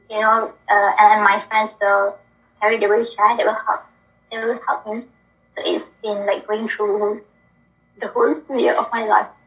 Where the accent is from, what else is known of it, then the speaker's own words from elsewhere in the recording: Kuala Lumpur, Malaysia; from Malaysia.